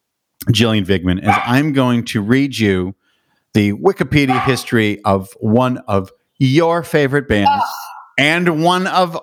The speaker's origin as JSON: {"language": "English", "town": "Pittsburgh", "region": "Pennsylvania", "country": "United States", "tie": "born or raised there", "said": "I grew up in Pittsburgh, Pennsylvania"}